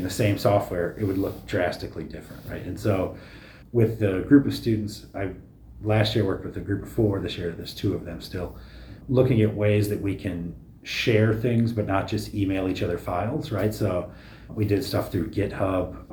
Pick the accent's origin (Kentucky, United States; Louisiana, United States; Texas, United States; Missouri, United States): Missouri, United States; the Ozarks, southern; moved away; I grew up in the Ozarks, southern Missouri